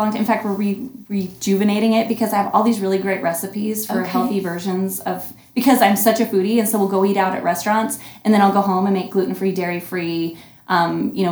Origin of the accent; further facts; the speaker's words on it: Northwest Washington, United States; moved away; also born or lived in Skagit County; we're from Northwest Washington